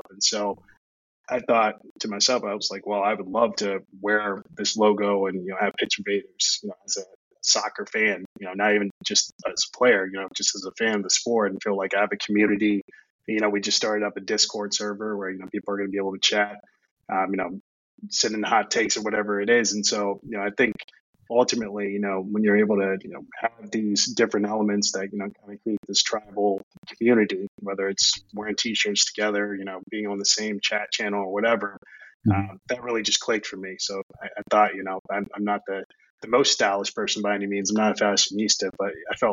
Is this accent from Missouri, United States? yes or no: no; Charlottesville, Virginia, United States; I'm from Charlottesville, Virginia